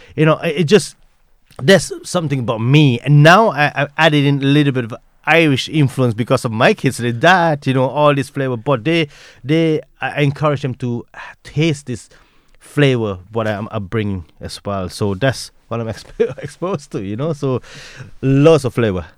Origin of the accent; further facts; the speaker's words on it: Taiping, Perak, Malaysia; moved away as an adult; also born or lived in Kuala Lumpur, Malaysia; now in Leitrim, Ireland; so I moved from my Taiping, my hometown Taiping to the city, eh, in Kuala Lumpur at the age of fifteen